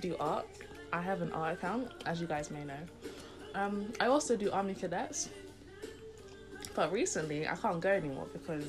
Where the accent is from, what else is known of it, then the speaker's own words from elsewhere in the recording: London, United Kingdom; I was born in South London, still in South London.